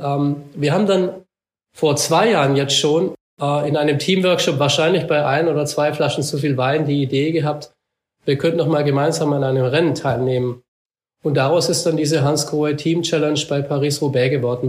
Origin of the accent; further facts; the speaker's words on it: Black Forest, Baden-Württemberg, Germany; ich bin ja hier aufgewachsen im Schwarzwald